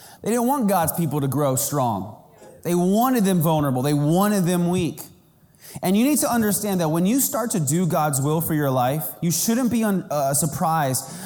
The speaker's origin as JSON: {"language": "English", "region": "Kansas", "country": "United States", "tie": "born or raised there", "said": "I was growing up in Kansas and we had a community pool"}